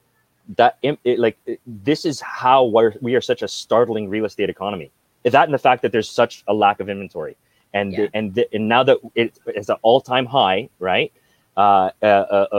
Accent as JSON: {"language": "English", "town": "Brampton", "region": "Ontario", "country": "Canada", "tie": "born or raised there", "also_born_or_lived": "Philippines", "said": "I grew up like in Brampton"}